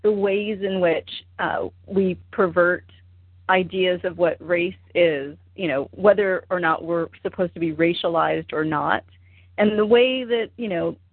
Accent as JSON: {"language": "English", "region": "Oregon", "country": "United States", "said": "I'm from Oregon."}